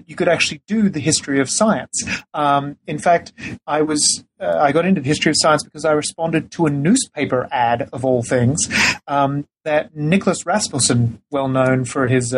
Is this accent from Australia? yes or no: yes; Australia; moved away; I'm originally from Australia